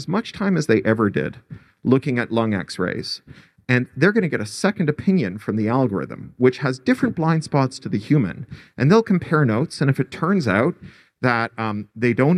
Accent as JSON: {"language": "English", "country": "Canada", "moved": "yes", "lives_now": "United States", "said": "I speak as a Canadian expatriate who lives in the United States"}